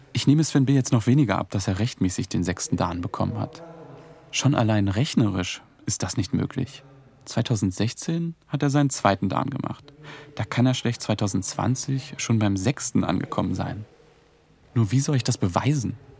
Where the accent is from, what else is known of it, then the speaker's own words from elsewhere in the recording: Altlandsberg, Brandenburg, Germany; also born or lived in Neuenhagen; Ich bin hier aufgewachsen